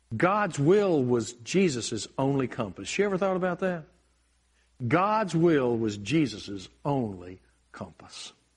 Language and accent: English; United States; I'm blessed to be an American